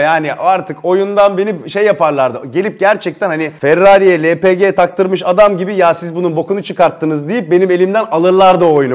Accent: Turkey; biz Türkiye'den

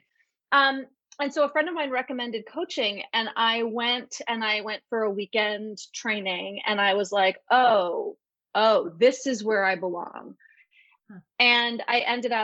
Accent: New York, United States; moved away; I'm from New York and I left for a reason

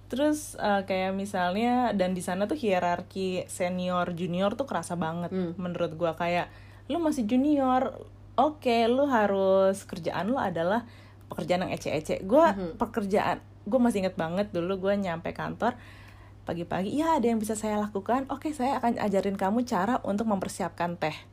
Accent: Indonesia; Dan dulu gue sih sempat ngerasa apa gara-gara gue dari Indonesia

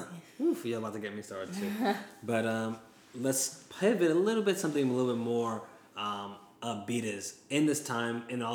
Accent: West Coast, United States; Yeah, you know, growing up in the West Coast, you know

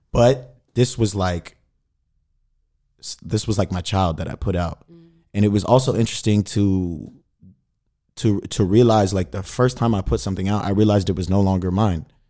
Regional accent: Sacramento, California, United States; moved away as an adult; also born or lived in Mississippi; now in Berlin, Germany; I'm from Sacramento, California, the capital

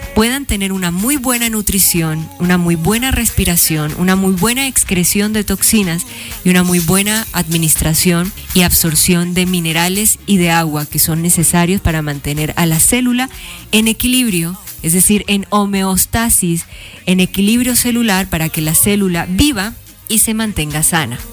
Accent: Meta, Colombia; moved away as an adult; also born or lived in Guamal, Meta / Villavicencio / Bogotá; Guamal fue el lugar donde yo nací luego a Casillas Meta, donde también fui criada, y en Villavicencio, y viví un tiempo en Bogotá

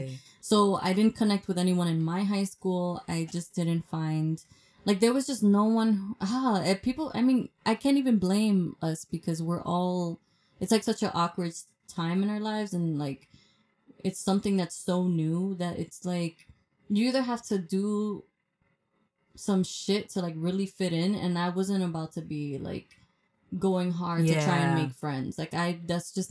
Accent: New York City, New York, United States; I'm from Washington Heights.

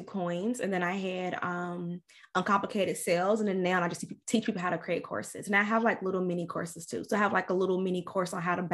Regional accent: Louisville, Kentucky, United States; moved away as an adult; now in Tampa, United States; I'm from Louisville, Kentucky. If you can't tell from the accent

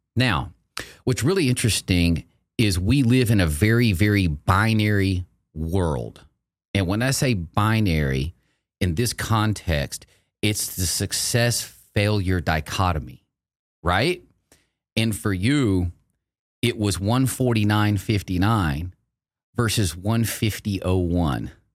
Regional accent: Texas, United States; I grew up in Texas. I've lived here since nineteen seventy-seven

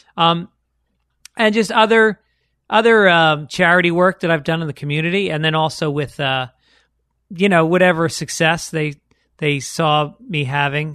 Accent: New York, United States; growing up in New York, going to public schools

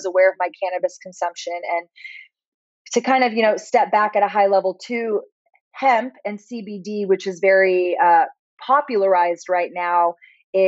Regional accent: Austin, Texas, United States; growing up in Austin, we are a little bit more of a hippie city

